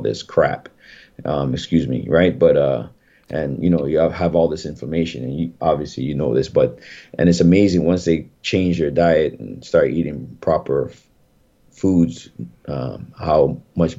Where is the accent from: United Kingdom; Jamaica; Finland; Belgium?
Jamaica; I'm Jamaican